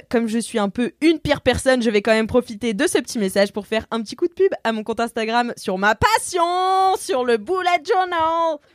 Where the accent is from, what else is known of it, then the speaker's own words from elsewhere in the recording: Provence-Alpes-Côte d'Azur, France; accent: Marseille; elle me dit à lire avec l'accent marseillais, non pas parce que je viens de Marseille, mais parce que c'est mon accent de bref.